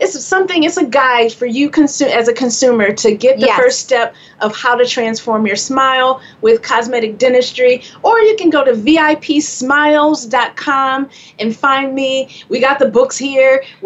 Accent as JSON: {"language": "English", "town": "Flint", "region": "Michigan", "country": "United States", "moved": "yes", "lives_now": "New York, United States", "said": "I came to New York from Flint, Michigan"}